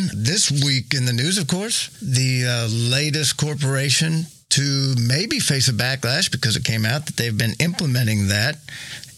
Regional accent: Austin, Texas, United States; moved away; also born or lived in Ohio; from junior high, I grew up in South Austin, Bubba Land. South of the river

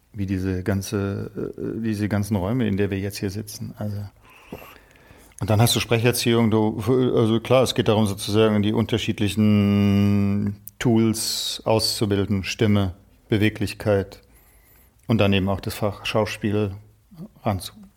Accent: Stuttgart, Baden-Württemberg, Germany; bei uns in Stuttgart

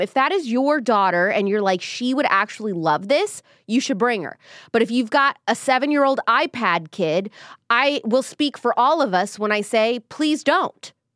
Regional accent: Midwest, United States; moved away; I'm from the Midwest too

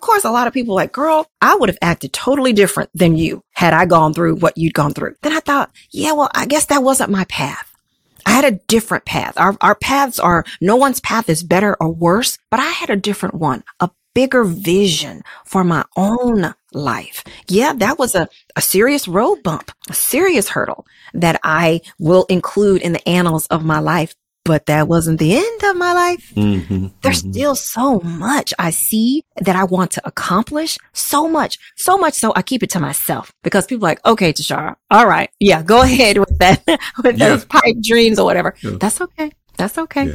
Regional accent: Dallas, Texas, United States; I'm a Southern girl, born and raised in Dallas, Texas.

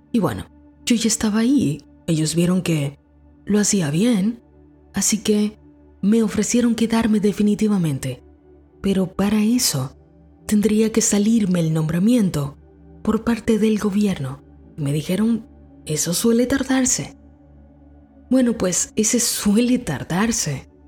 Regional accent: Dominican Republic; moved away as an adult; aún vivía en mi país, República Dominicana, y era un perfecto comienzo para mi carrera

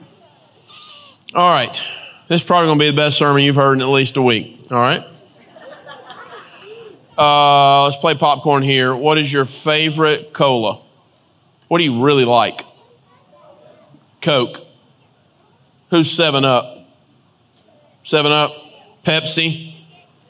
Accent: the South, United States; I grew up in the South

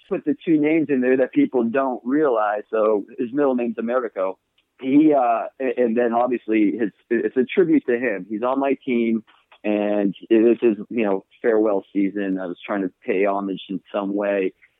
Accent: New Hampshire, United States; I'm from New Hampshire.

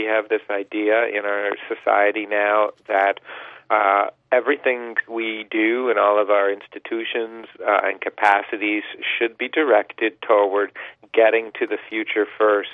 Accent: suburbs of Washington, D.C., District of Columbia, United States; now in Toronto, Canada; I actually grew up in the suburbs of Washington, D.C.

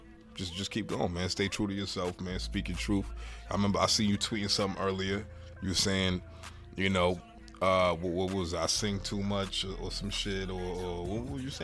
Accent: Boston, Massachusetts, United States; I grew up on Rector Road, right up the street from you.

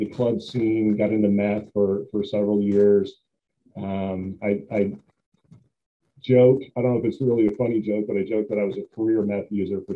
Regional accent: Billings, Montana, United States; I grew up in Montana. My hometown is Billings, Montana

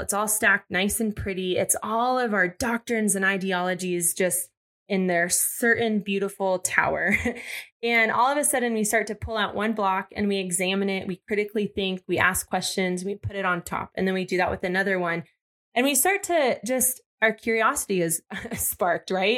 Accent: Arizona, United States; born or raised there

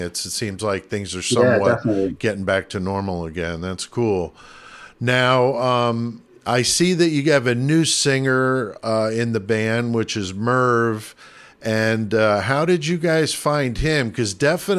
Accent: New York City, New York, United States; now in Midwest, United States; I'm from New York City originally, so I moved to the middle of the Midwest in the United States in 1990

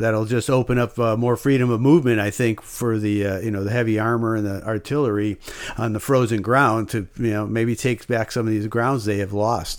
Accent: United States; as an American

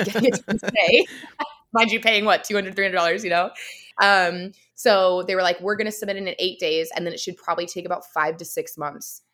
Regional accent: California, United States; now in Vancouver, Canada; I'm actually from the States originally, from California, and living in, um, right now Vancouver, British Columbia

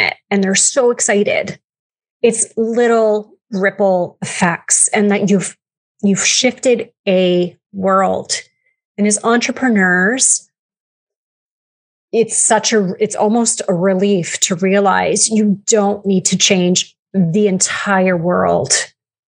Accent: Canada; I'm Canadian.

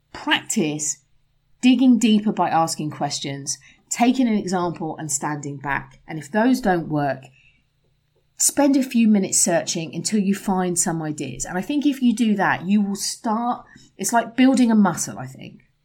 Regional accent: England, United Kingdom; moved away; as an English person

